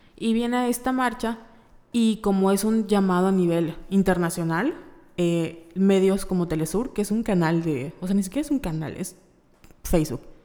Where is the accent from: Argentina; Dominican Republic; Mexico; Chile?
Mexico; Mérida, Yucatán; somos de Mérida, Yucatán